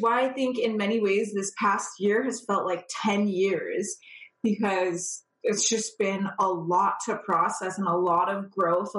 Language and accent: English; California, United States; moved away as an adult; now in Toronto area, Canada; I born and raised in California, purebred California girl.